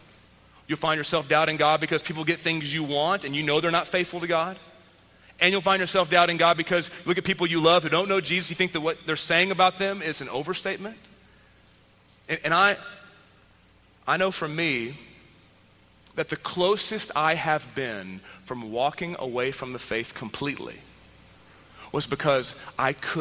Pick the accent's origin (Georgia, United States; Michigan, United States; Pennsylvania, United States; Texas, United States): Texas, United States; I grew up in Texas